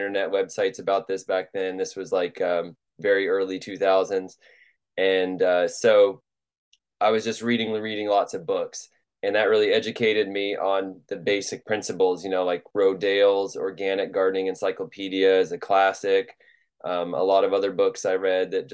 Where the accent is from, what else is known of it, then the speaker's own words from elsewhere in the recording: Louisville, Kentucky, United States; I'm from Louisville, Kentucky, and I grew up there